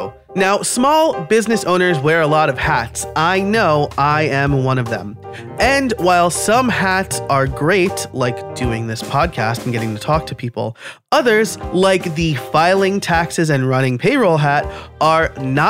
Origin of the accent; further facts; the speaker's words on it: New York, United States; now in Pennsylvania, United States; as a New Yorker supplanted to Pennsylvania, the not paying my local taxes thing bit me a couple of times